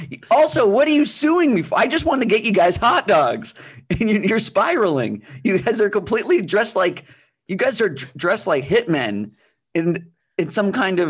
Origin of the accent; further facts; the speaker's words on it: Pennsylvania, United States; Yeah, we grew up in different times in Pennsylvania.